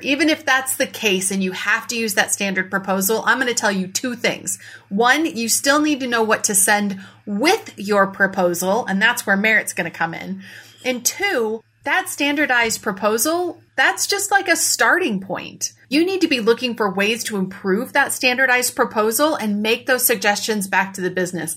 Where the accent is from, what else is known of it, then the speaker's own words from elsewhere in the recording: Iowa, United States; Iowa, my home state